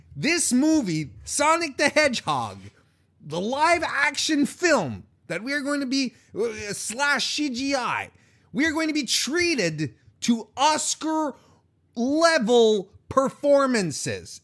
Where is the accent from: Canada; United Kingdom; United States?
Canada; I'm Canadian